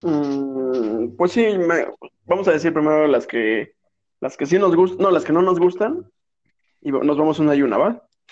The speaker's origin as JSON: {"language": "Spanish", "country": "Mexico", "said": "somos mexicanos"}